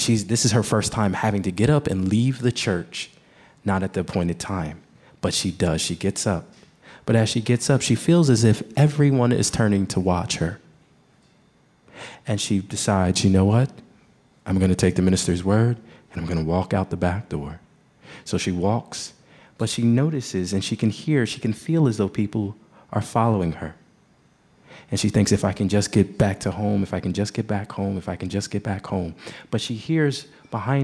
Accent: New Jersey, United States; I grew up in New Jersey

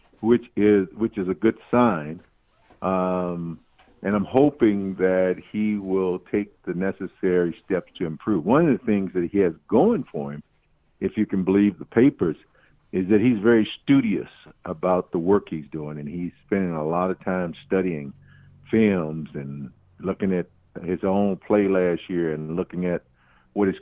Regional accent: St. Louis, Missouri, United States; I'm originally from the inner city of St. Louis, Missouri. Grew up in a time of segregation growing up in St. Louis

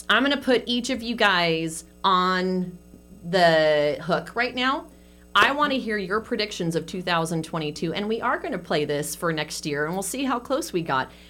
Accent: San Francisco, California, United States; moved away; I grew up in San

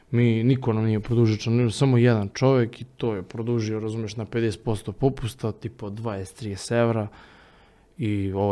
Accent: Vršac, Vojvodina, Serbia; Ja stačno sećam kako smo mi otišli u jedan kafić u Vršcu, odakle sam ja

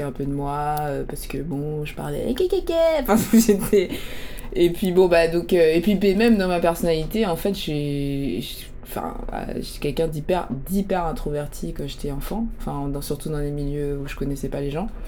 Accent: Paris, Île-de-France, France; mes premières années, j'ai grandi à Paris, dans le dixième, tu vois, vie urbaine

